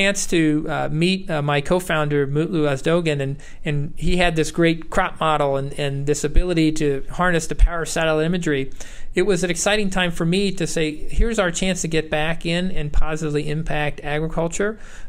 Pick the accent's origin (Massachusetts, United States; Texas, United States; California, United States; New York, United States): New York, United States; moved away as an adult; also born or lived in Iowa / Wisconsin / Ohio; I grew up in New York, and I worked on a dairy farm out there